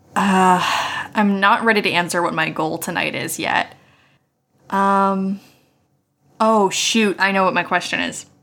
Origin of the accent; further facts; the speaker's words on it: Morgantown, West Virginia, United States; moved away as an adult; I was born and raised in West Virginia for, you know, the first, like, twenty years of my life in the same house